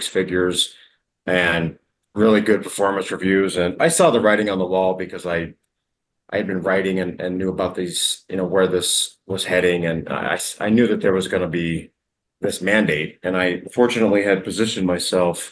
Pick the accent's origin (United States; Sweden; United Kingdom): United States; moved away as an adult; also born or lived in Colombia; now in Mexico; I'm originally from the States